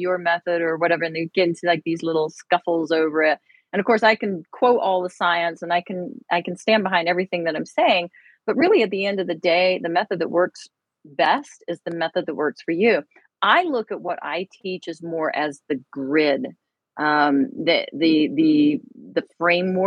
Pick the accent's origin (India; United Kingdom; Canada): United Kingdom; moved away; I am British